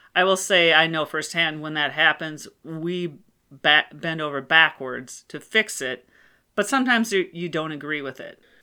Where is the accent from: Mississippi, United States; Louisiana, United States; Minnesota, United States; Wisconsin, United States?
Minnesota, United States; Rochester; I was born in Rochester, Minnesota